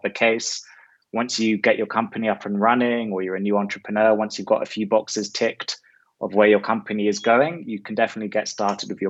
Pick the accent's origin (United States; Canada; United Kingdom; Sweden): United Kingdom; London; moved away as an adult; also born or lived in Newcastle, United Kingdom; now in Medellin, Colombia; I'm from London, from the UK, now living in Medellin, in Colombia, where I've been for the past 3 years